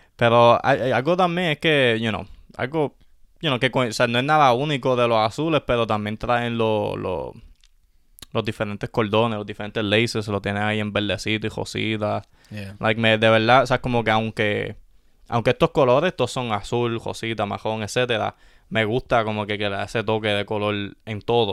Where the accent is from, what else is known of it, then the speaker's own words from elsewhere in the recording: Puerto Rico; nosotros como puertorriqueños